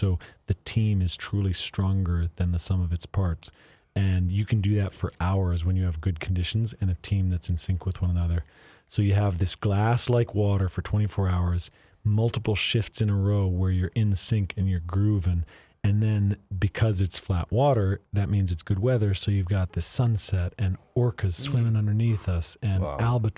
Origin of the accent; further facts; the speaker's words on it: Northern Plains, United States; growing up in the Northern Plains just contributed a huge part of who I am.